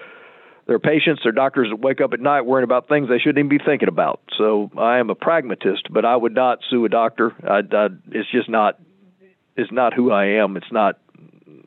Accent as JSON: {"language": "English", "town": "Lakeland", "region": "Florida", "country": "United States", "tie": "born or raised there", "also_born_or_lived": "Chicago", "accent": "native Central Florida", "said": "this is a native Central Florida accent. I was born at Cook County Hospital. My dad was a resident at the Illinois Eye and Ear Infirmary. He actually was the first retinal surgeon in Central Florida. And I was born in Chicago, and then for a variety of reasons, we came to Lakeland. And so I arrived in Lakeland when I was about four"}